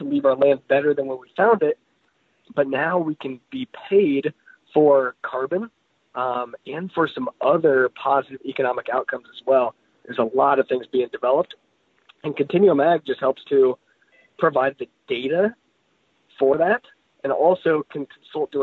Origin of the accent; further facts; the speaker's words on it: United States; we as American agriculturalists